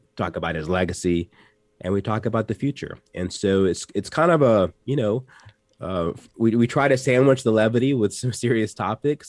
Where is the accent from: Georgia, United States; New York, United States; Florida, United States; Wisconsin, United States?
Georgia, United States; Atlanta; I grew up in Atlanta